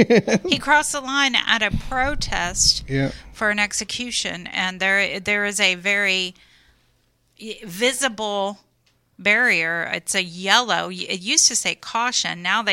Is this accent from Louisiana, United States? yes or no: yes; Louisiana, United States; I'm from Louisiana.